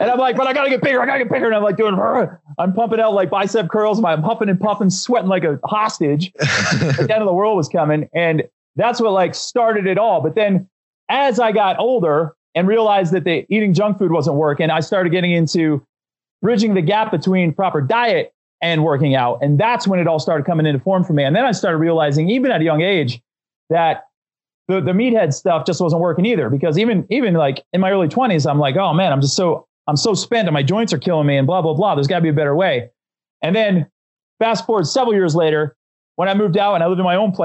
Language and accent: English; Northeast Pennsylvania, United States; I grew up in Northeast Pennsylvania